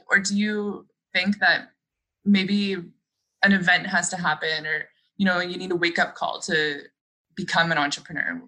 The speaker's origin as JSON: {"language": "English", "town": "Sudbury", "region": "Ontario", "country": "Canada", "tie": "born or raised there", "said": "I'm from Sudbury"}